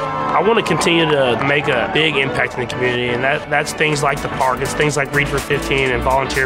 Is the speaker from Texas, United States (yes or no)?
yes; Lubbock, Texas, United States; also born or lived in Tyler, Texas; now in Kansas City, United States; I want to continue to embrace this community that's embraced me in Kansas City. I want to continue to embrace the community in Lubbock that I grew up in and in Tyler.